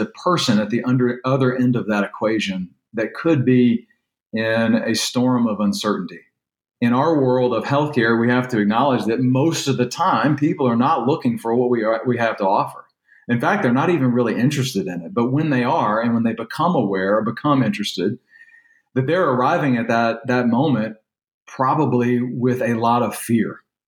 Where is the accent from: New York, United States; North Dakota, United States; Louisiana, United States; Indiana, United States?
Louisiana, United States; born there; now in Texas, United States